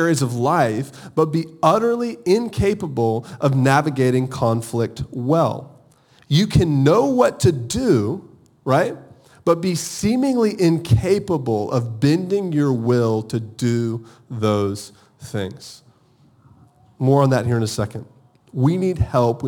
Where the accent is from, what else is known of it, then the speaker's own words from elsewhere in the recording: Augusta, Georgia, United States; moved away; also born or lived in Charleston, South Carolina; I'm from Augusta, Georgia.